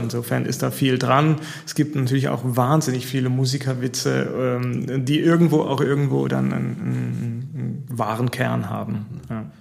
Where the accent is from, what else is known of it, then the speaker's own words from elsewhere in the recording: Taunus, Hesse, Germany; moved away as an adult; also born or lived in Freiburg / Italy / Ruhr; now in Neuwied, Germany; aufgewachsen im Taunus